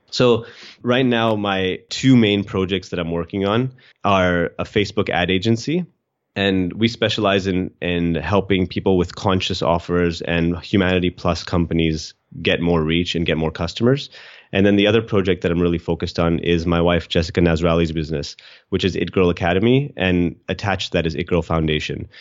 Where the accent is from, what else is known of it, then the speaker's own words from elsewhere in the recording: Edmonton, Alberta, Canada; moved away as an adult; also born or lived in Australia; now in Sydney, Australia; I was born in Edmonton, Alberta, Canada.